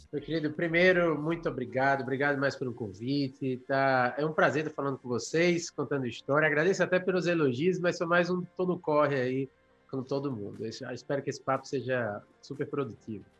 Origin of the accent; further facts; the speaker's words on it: Maceió, Alagoas, Brazil; also born or lived in Arapiraca, Alagoas; eu nasci em Arapiraca, interior de Alagoas, eu mudei muito novo para Maceió, a capital do, do estado